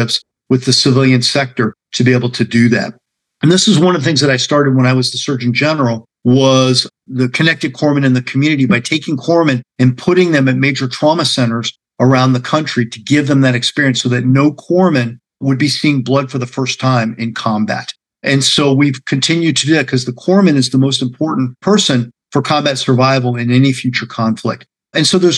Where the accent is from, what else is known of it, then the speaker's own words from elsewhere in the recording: Cleveland, Ohio, United States; moved away; Cleveland's my hometown.